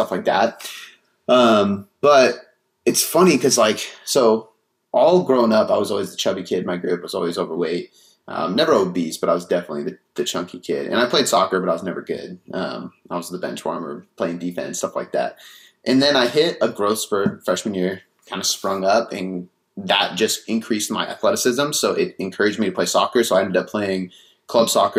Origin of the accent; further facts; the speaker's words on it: Seattle, Washington, United States; also born or lived in Bonney Lake, Washington; Seattle, Washington.